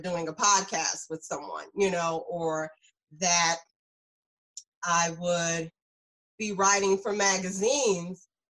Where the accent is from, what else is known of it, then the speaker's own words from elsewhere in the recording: South Carolina, United States; moved away as an adult; now in New Jersey, United States; I'm from South Carolina.